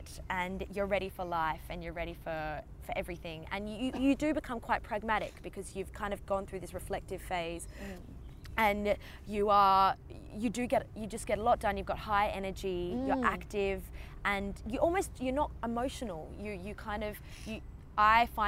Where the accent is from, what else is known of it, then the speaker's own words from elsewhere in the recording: Australia; try being Australian.